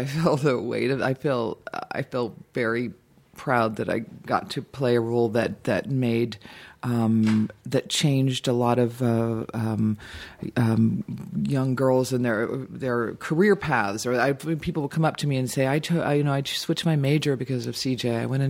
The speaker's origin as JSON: {"language": "English", "town": "Dayton", "region": "Ohio", "country": "United States", "tie": "born or raised there", "also_born_or_lived": "Boston", "said": "I was born in Boston, but grew up in Ohio, but I always just say I'm from Dayton, unless the Patriots are playing, and then I go, I'm from Boston, I'm a Pats fan."}